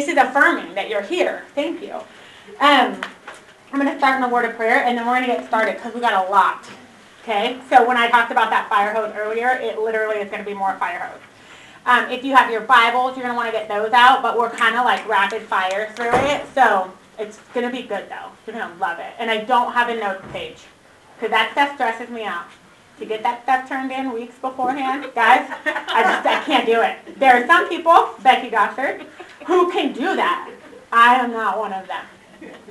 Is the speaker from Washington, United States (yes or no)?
yes; Washington, United States; moved away as an adult; also born or lived in Redding, California; I was born and raised in Washington.